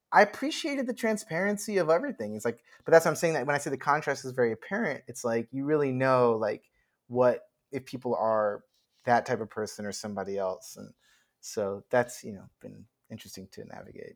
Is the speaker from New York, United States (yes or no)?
yes; New York, United States; moved away as an adult; now in Los Angeles, United States; I grew up in New York, I went to high school across the street from Juilliard